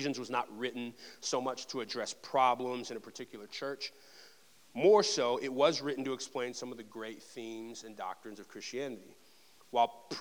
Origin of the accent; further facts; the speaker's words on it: Texas, United States; As a native Texan